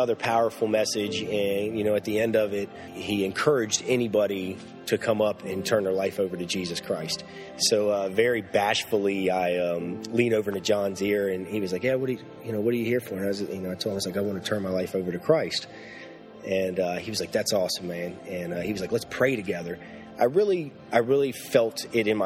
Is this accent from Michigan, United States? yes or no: no; Lynchburg, Virginia, United States; I was born and raised here in Lynchburg, Virginia